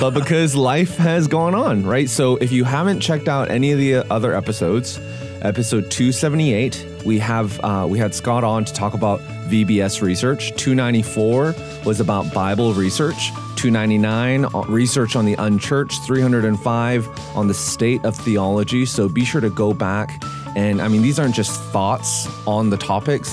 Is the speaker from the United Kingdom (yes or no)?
no; Vancouver, British Columbia, Canada; now in Nashville, United States; I grew up in Vancouver, and it's like no one went to church